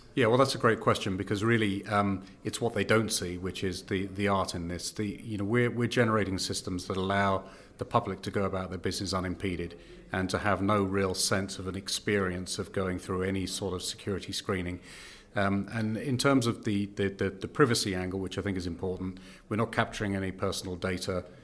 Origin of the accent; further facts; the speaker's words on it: United Kingdom; accent: British; moved away as an adult; now in Canada; as you can, uh, tell from my accent, I am British